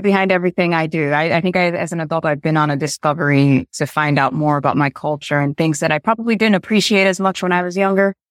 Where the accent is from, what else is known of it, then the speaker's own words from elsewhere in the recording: Rochester, New York, United States; now in New York City, United States; I was raised upstate in New York, um, in Rochester.